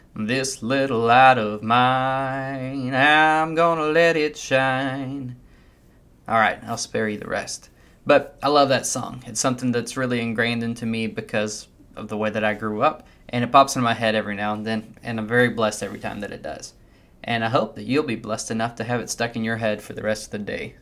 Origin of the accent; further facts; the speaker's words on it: United States; As American Christians